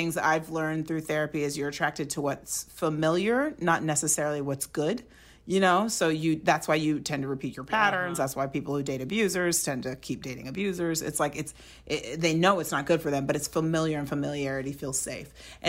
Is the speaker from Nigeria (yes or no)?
yes; Nigeria; but like I'm Nigerian and like all my relatives are like one day soon